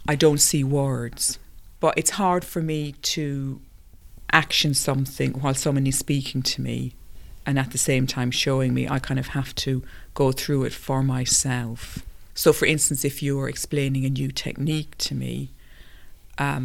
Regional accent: Ireland; growing up in Ireland

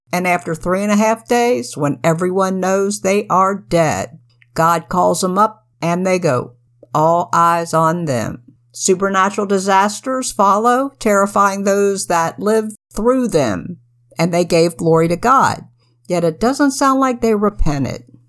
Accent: United States; As an American

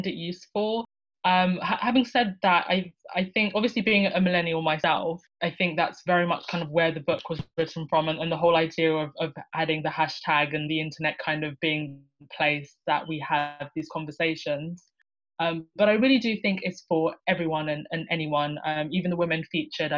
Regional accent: United Kingdom; also born or lived in Lusaka, Zambia; now in London, United Kingdom; I was born in Lusaka, Zambia. Zambia is in kind of southern central Africa. I moved to the United Kingdom when I was 2 years old

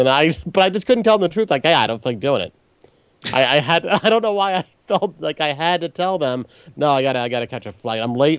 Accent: Maryland, United States; moved away; I'm actually originally from Maryland. I moved back a short time ago.

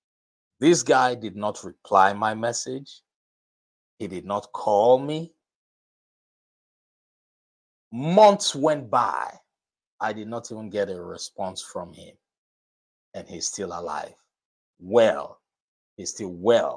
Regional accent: Nigeria; moved away; Nigeria, my home country

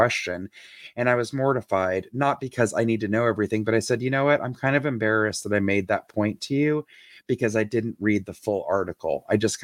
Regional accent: Atlanta, Georgia, United States; I grew up in Atlanta

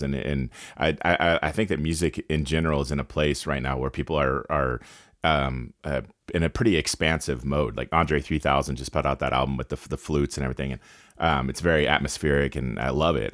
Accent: Carson City, Nevada, United States; I grew up here in Nevada, and I grew up here in Carson City, Northern Nevada

